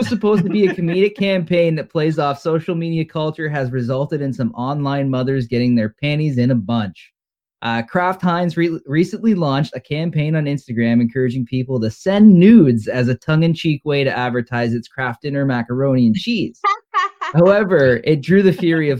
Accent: Canada; We're Canadian

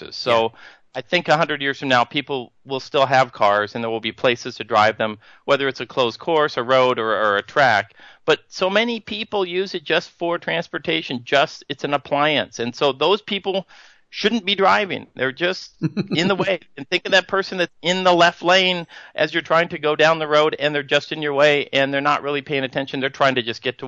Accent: Northern California, United States; moved away; I grew up in Northern California, I mentioned, and I've moved back recently

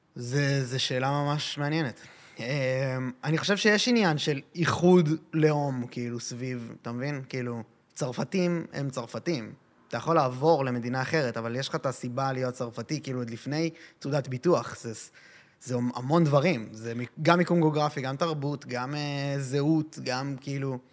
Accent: Israel; נולדתי פה

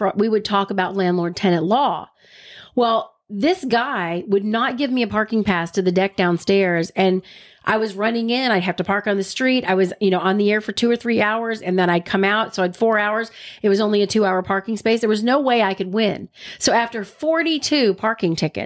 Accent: Alabama, United States; I'm from Alabama

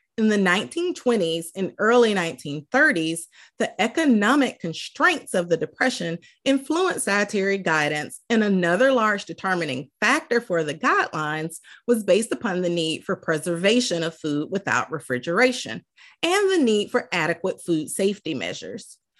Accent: the South, United States; I'm from the South

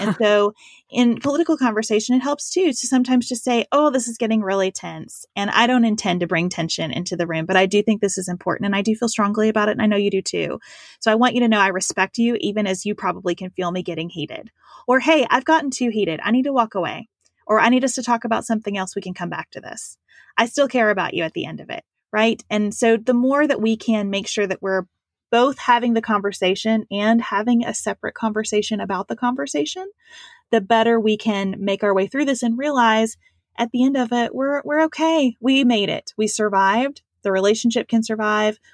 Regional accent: Western Kentucky, United States; also born or lived in Lexington, Kentucky; I grew up in Western Kentucky on a dairy farm

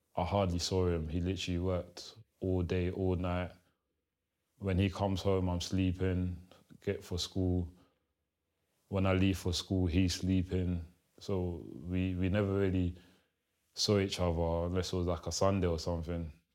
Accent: London, United Kingdom; English is a second language; also born or lived in Kinshasa, Democratic Republic of the Congo; I'm from Congo, Kinshasa, born, raised in London, Southeast Lewisham

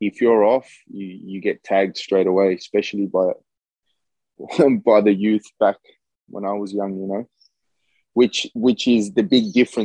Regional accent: Sweden; moved away; I'm from Sweden. I'm originally from Sweden. My background's South American. My mom and dad, they're both Chilean. I grew up in Europe

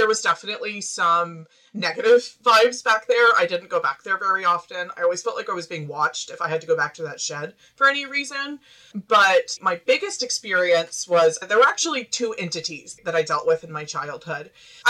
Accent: Arkansas, United States; accent: Midwestern; now in Kansas, United States; I grew up in Central Arkansas, which people can't usually tell from my accent. I sound pretty Midwestern, but right now I'm in Kansas.

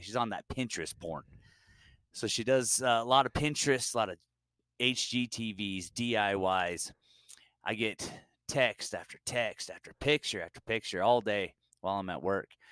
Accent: Utah, United States; I am from Utah.

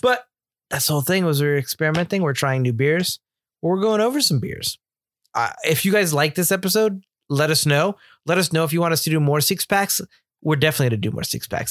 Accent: Northeast, United States; I'm from the Northeast

